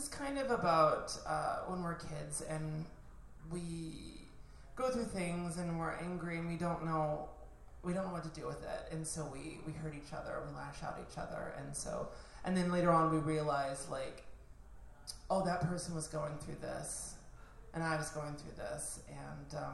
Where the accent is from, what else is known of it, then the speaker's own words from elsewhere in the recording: Louisiana, United States; moved away; I grew up in Louisiana, in the country